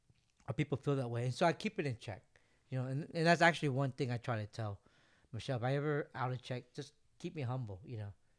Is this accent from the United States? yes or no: no; Vietnam; born there; moved away; I was born in Vietnam. You're right.